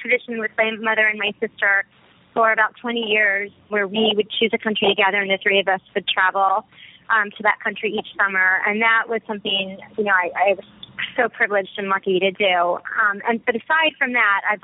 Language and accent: English; Washington, District of Columbia, United States; now in New York, United States; I grew up in Washington, D.C.